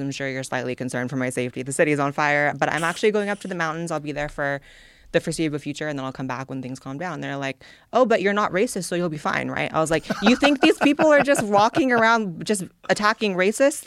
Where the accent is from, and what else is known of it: California, United States; born or raised there; now in Austin, United States